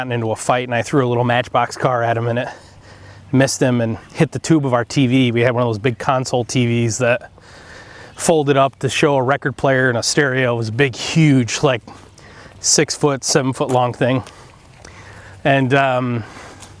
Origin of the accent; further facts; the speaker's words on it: Groton, New York, United States; also born or lived in Dallas, Texas; We moved to upstate New York from Dallas when I was six, so my mom could run a bar and restaurant in upstate in this town called Groton